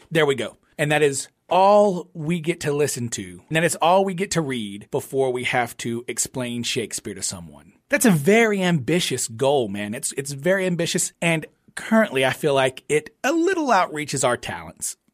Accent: Louisiana, United States; we're from Louisiana

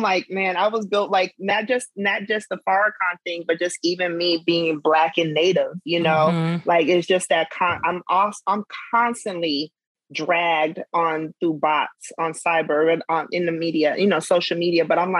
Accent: South Dakota, United States; growing up in South Dakota, you know, there wasn't a lot of Black and Ogallalas.

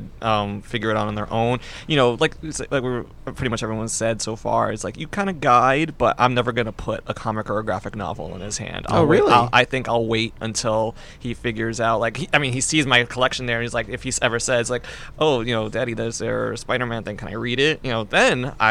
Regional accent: New York City, New York, United States; I grew up in the Bronx

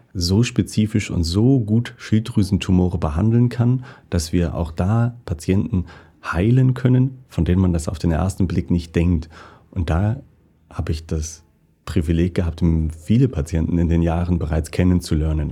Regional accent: Northern Germany, Germany; moved away as an adult; also born or lived in Basel, Switzerland; now in St. Gallen, Switzerland; Ich bin in Norddeutschland aufgewachsen

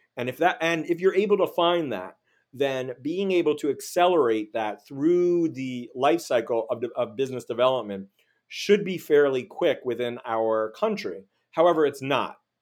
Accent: Miami Beach, Florida, United States; moved away; also born or lived in Los Angeles / Washington, D.C.; growing up in Miami Beach, and then living in L A and D C

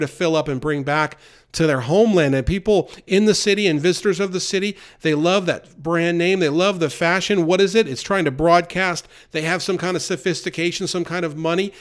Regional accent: New York, United States; now in the South, United States; growing up near New York City, and now living in the South for many years

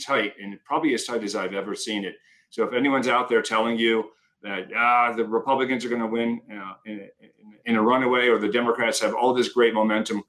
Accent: Pennsylvania, United States; I'm from Pennsylvania as well

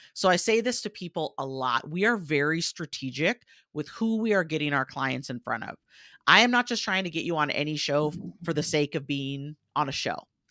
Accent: United States; accent: American; you'll probably tell from my accent where I said, "I'm American,"

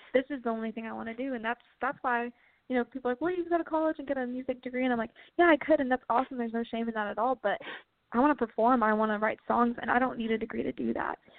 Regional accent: Columbia, Missouri, United States; my hometown venue. It's called the Blue Note in Columbia, Missouri, and I grew up going to all my shows there

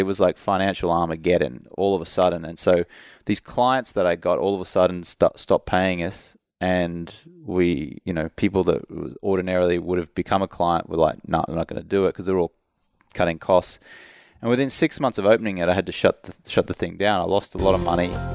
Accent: Australia; moved away as an adult; also born or lived in London; now in United States; I'm from Australia, but when I moved over to the U S in two thousand three

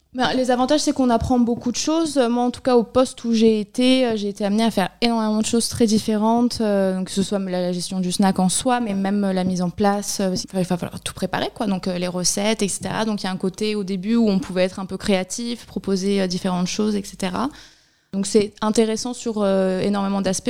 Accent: Barcelona, Catalonia, Spain; also born or lived in Pyrénées-Orientales, France / Mexico / Ecuador; now in Argelès-sur-Mer, France; je suis originaire de la région, mais j'ai grandi à Barcelone

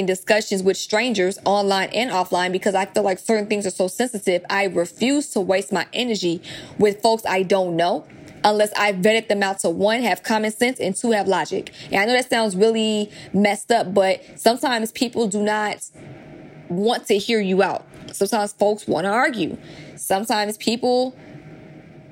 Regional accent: the South, United States; I was raised in the South

